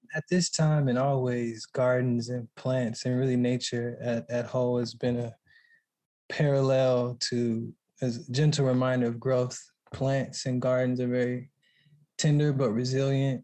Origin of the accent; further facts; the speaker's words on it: Texas, United States; moved away; we grew up in Texas